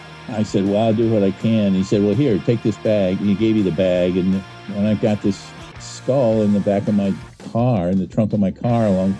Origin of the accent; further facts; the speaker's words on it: Hinckley, Ohio, United States; now in Cincinnati, United States; No, I'm from Northern Ohio, Hinckley, where the Buzzards come.